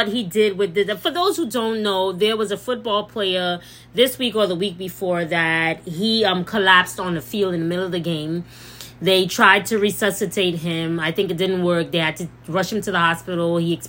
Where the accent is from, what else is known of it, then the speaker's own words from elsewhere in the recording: St. Lucia; I'm black first. So, yes, I love being St. Lucian. I embrace being St. Lucian. I love everything about where I come from. And I'm very proud of my heritage, proud of my country. But I'm black.